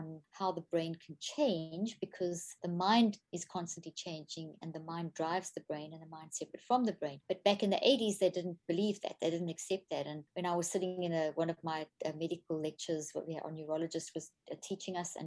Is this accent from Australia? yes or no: no; South Africa; moved away as an adult; also born or lived in Zimbabwe; now in United States; I was born in Zimbabwe, Africa, and grew up in South Africa, and I've been in the States for the last 13 years now.